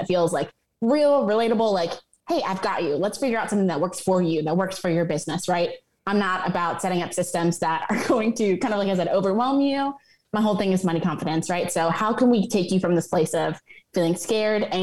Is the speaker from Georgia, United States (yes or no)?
yes; Atlanta, Georgia, United States; I'm actually based in Atlanta, Georgia. I'm an Atlanta native